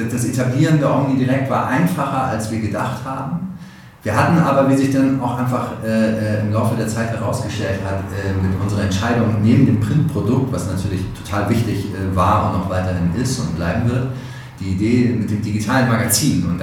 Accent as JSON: {"language": "German", "region": "Hamburg", "country": "Germany", "tie": "born there", "said": "geboren in hamburg barmweg da lege ich Wert drauf"}